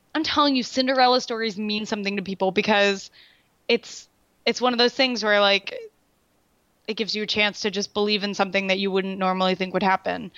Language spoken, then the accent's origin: English; Raleigh, North Carolina, United States; they're, they're my hometown.